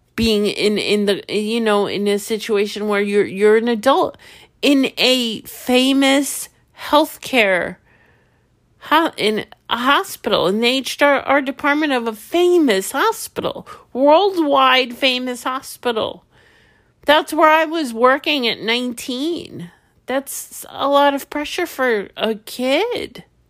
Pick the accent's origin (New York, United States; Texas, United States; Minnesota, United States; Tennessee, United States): New York, United States; I'm from New York